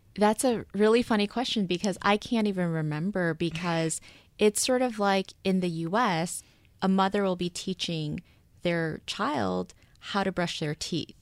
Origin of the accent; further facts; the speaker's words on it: Seoul, South Korea; moved away as an adult; also born or lived in United States; now in New York, United States; I was born in Seoul, moved to the States, moved back when I was in elementary school, and I was there basically until college. So I grew up in both places